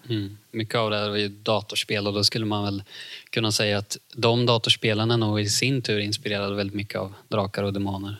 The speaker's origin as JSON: {"language": "Swedish", "town": "Ljungsbro", "region": "Östergötland", "country": "Sweden", "said": "så kommer jag från Ljungsbro, Cloetta"}